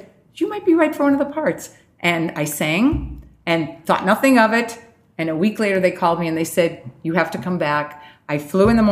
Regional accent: Chicago, Illinois, United States; moved away as an adult; now in California, United States; I'm finally like in my hometown

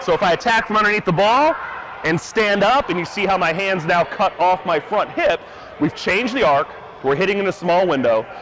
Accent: Southern Illinois, United States; I grew up in Southern Illinois

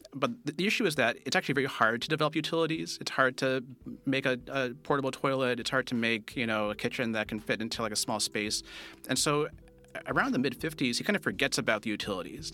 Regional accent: Castro Valley, California, United States; I was born in Castro Valley, uh, California

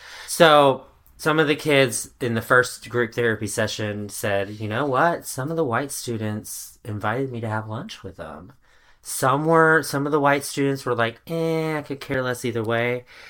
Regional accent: Little Rock, Arkansas, United States; born there; I'm like, bitch, I was born in Little Rock, Arkansas. I was born in Arkansas.

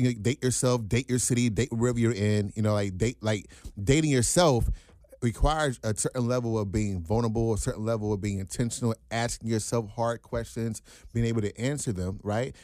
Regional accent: United States; I'm born and raised here

